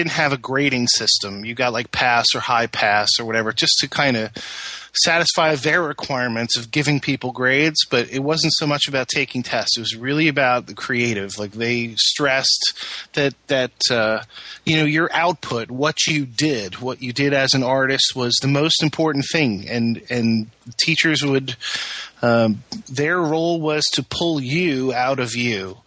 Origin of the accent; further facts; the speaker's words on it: Peekskill, New York, United States; moved away; also born or lived in Tarrytown, New York / California; I grew up in Peekskill, New York.